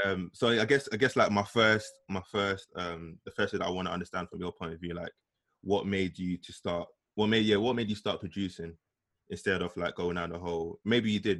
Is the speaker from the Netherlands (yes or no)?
no; London, United Kingdom; growing up in East London